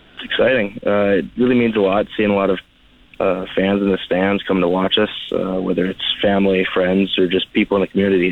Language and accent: English; Swift Current, Saskatchewan, Canada; I'm from Swift Current, Saskatchewan.